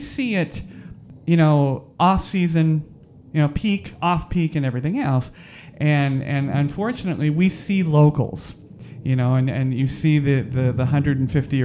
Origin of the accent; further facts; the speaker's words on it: Arizona, United States; now in Las Vegas, United States; I'm from Arizona